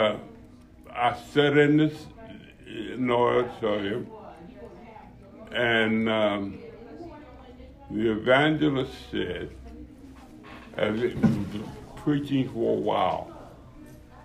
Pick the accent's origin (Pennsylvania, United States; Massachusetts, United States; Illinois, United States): Pennsylvania, United States; Philadelphia; knuckleheads from North Philadelphia